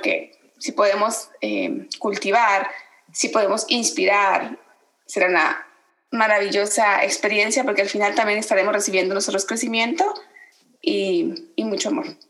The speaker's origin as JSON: {"language": "Spanish", "country": "Guatemala", "tie": "born or raised there", "also_born_or_lived": "Veracruz, Mexico", "moved": "yes", "said": "nací en Guatemala, orgullosamente guatemalteca, los guatemaltecos nos dicen chapines, pero bueno, también viviendo por más de 18 años en Veracruz"}